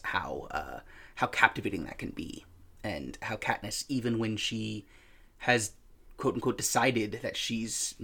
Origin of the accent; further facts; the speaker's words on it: United States; as an American